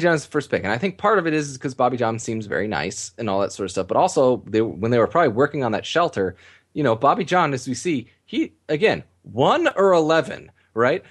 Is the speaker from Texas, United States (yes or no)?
no; Southern California, United States; I grew up in Southern California